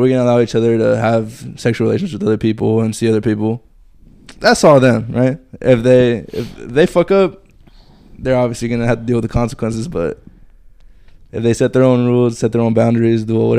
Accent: Fort Worth, Texas, United States; I'm from Fort Worth

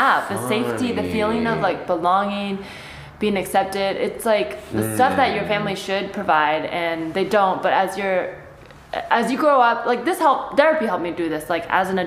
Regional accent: the Bay Area, California, United States; first language Chinese; English is a second language; I grew up in the Bay

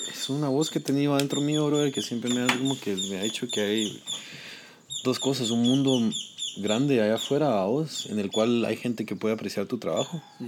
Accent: Guatemala; moved away as an adult; also born or lived in New York / Los Angeles; now in United States; por enorgullecer a mi pueblo

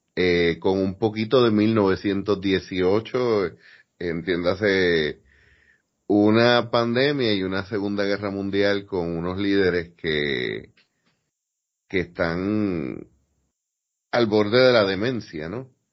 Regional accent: Puerto Rico; yo estoy claro en que yo soy boricua, sea aquí, sea en la luna

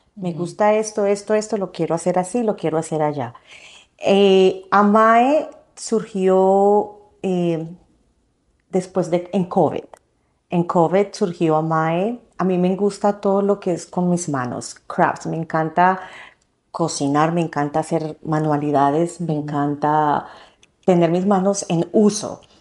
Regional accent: Colombia; moved away as an adult; also born or lived in Nebraska, United States; now in United States; soy de Colombia. Eh, me vine para Estados Unidos en el 2006 a empezar una carrera de diseño gráfico

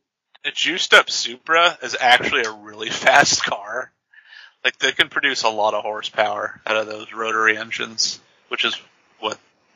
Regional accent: California, United States; For us Californians.

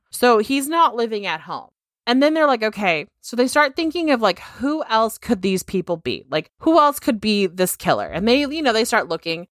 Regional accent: Pleasanton, California, United States; moved away; I'm from Pleasanton

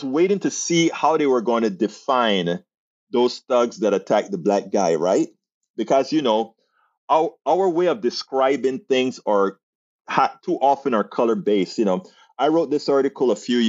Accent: United States; I am an American

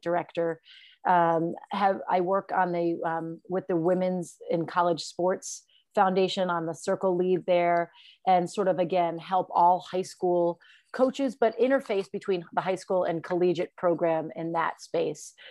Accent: Farmington, Connecticut, United States; I grew up in Farmington, Connecticut.

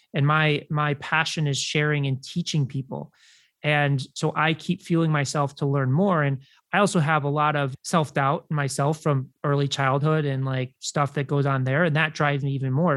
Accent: Chicago, Illinois, United States; i grew up in chicago

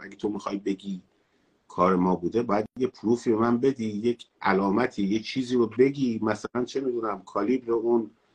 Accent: Tehran, Tehran Province, Iran; تهران مثلاً شهر خودم بوده

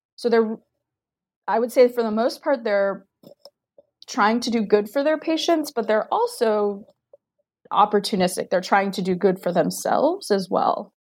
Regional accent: Diamond Bar, California, United States; moved away as an adult; also born or lived in Maryland / Central Virginia; now in Virginia, United States; from Diamond Bar, California, which is a suburb of Los Angeles

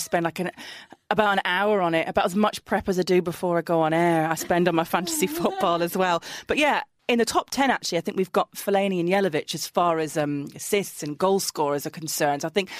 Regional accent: Middlesbrough, North East England, United Kingdom; Middlesbrough, my hometown team

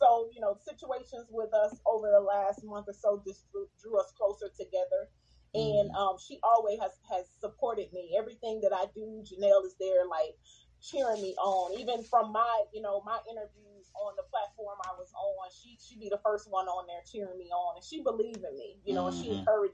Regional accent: Houston, Texas, United States; growing up in Texas

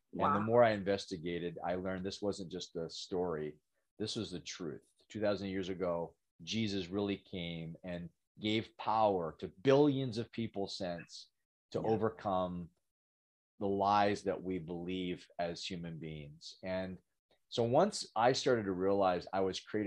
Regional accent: Western Canada, Canada; I'm from Western Canada

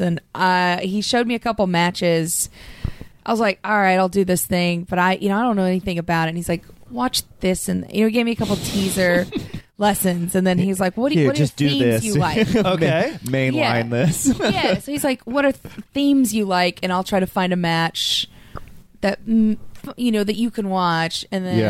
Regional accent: Oklahoma, United States; I grew up in Oklahoma

